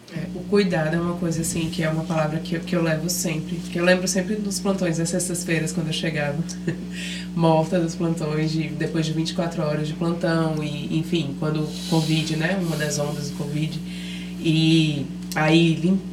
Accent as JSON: {"language": "Portuguese", "town": "Brasília", "region": "Federal District", "country": "Brazil", "moved": "as an adult", "lives_now": "Maceió, Brazil", "said": "originalmente eu sou de Brasília"}